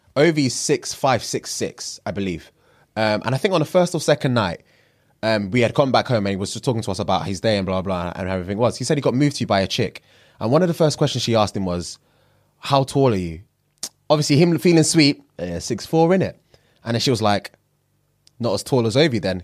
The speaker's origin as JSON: {"language": "English", "country": "Nigeria", "said": "I'm Nigerian"}